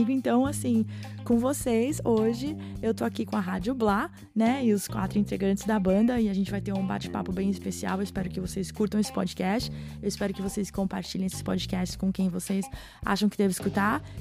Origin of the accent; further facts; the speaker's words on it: Brazil; eu sou brasileira e eu me senti agora, né? As raízes despertaram aqui.